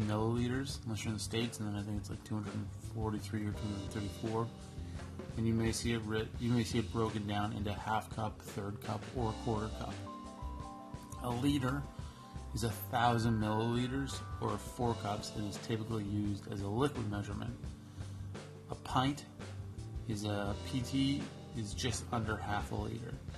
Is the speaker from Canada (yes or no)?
yes; Canada; I'm Canadian